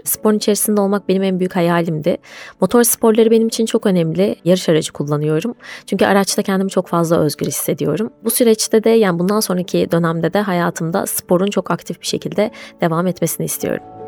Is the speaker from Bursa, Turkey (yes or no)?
yes; Bursa, Turkey; Bursa'da yaşıyorum. Bursa doğumluyum.